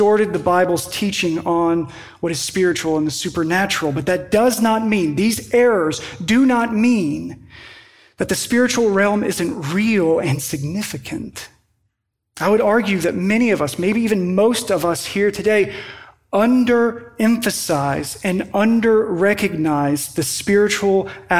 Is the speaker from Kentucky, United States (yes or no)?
yes; Western Kentucky, United States; moved away; in my hometown where I grew up in Western Kentucky